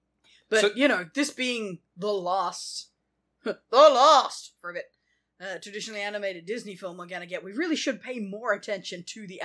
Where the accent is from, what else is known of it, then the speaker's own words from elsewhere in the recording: Australia; I grew up in Australia in the 90s.